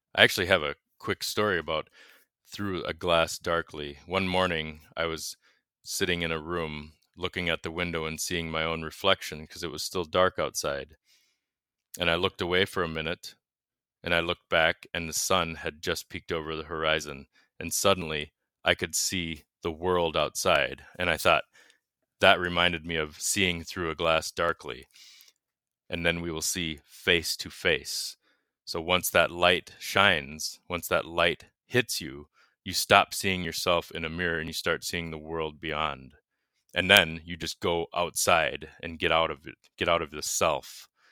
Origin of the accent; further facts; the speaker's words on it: United States; growing up in America